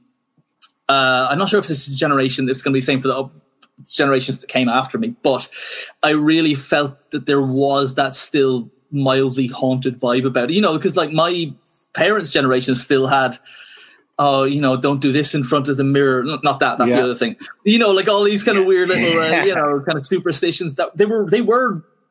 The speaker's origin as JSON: {"language": "English", "country": "Ireland", "said": "I'm Irish"}